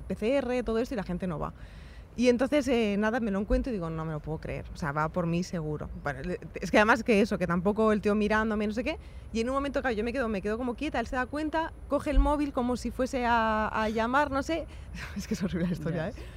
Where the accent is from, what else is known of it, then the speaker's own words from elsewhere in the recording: Spain; soy una chica española